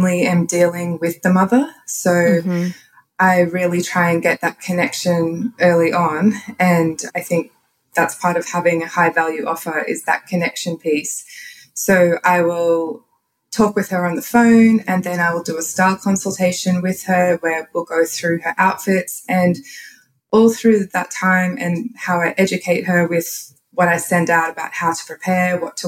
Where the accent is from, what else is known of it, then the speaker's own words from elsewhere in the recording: Queensland, Australia; accent: Australian; also born or lived in Tallebudgera, Gold Coast; I live in Australia, if you can't tell by my accent